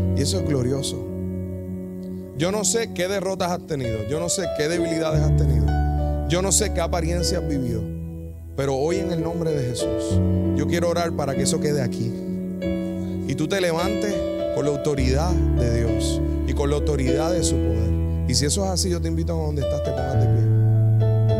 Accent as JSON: {"language": "Spanish", "town": "Yabucoa", "country": "Puerto Rico", "said": "Yo soy de Yabucoa"}